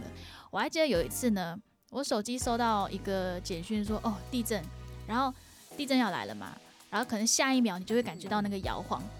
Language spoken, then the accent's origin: Chinese; Singapore; accent: Singlish; moved away as an adult; now in Taipei, Taiwan; 只要我一说我是新加坡人，